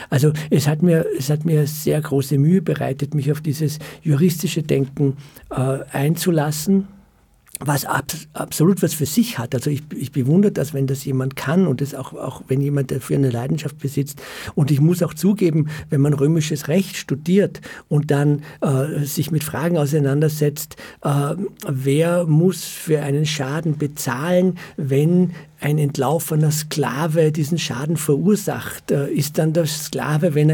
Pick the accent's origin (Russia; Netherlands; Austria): Austria; Vienna; born there; Äh, ja, ich bin in Wien geboren und, und mein Vater war äh, Flüchtling aus dem Zweiten Weltkrieg, also Holocaust-Überlebender und äh, ist in Wien gestrandet